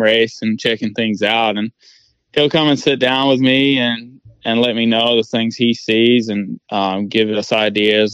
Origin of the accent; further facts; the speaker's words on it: New Zealand; moved away as an adult; now in United States; I'm originally from New Zealand, so I I packed my bags and uh, 2018 and left New Zealand